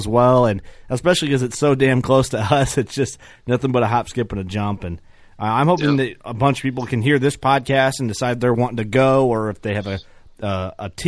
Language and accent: English; Watseka, Illinois, United States; I was born in Watseka.